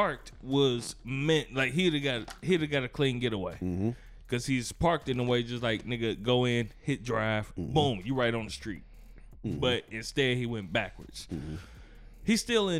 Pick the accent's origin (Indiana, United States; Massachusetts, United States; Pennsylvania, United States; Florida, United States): Indiana, United States; Gary; I'm from Gary